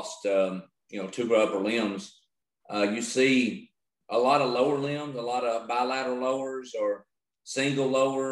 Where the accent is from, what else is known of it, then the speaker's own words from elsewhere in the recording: Utica, Kentucky, United States; So I'm from Owensboro, Kentucky, actually right outside of Owensboro. It's called Utica, Kentucky. and which is Western Kentucky